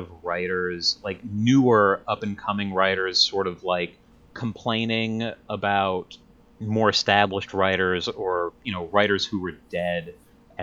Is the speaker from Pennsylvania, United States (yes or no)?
no; New Jersey, United States; I am from New Jersey